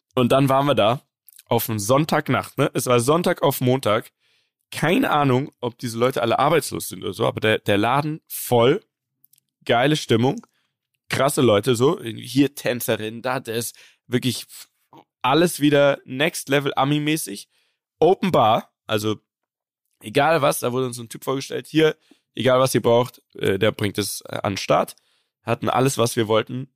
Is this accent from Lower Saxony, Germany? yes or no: no; Munich, Bavaria, Germany; das ist im Westend. Das ist mein Viertel, wo ich aufgewachsen bin